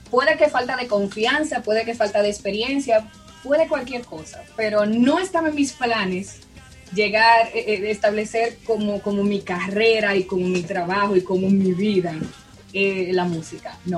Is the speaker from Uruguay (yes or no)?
no; Dominican Republic; estudié locución durante seis meses en mi país, República Dominicana, de ahí soy, y, ya.